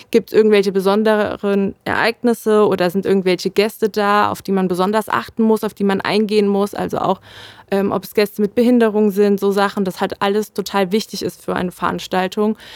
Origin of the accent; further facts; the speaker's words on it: Marburg, Hesse, Germany; ich persönlich fand mich da noch sehr jung und konnte äh, meine Heimat noch nicht so gut verlassen. Und somit habe ich halt gerade bei der Stadt Marburg auch noch den Bezug zu meiner Familie.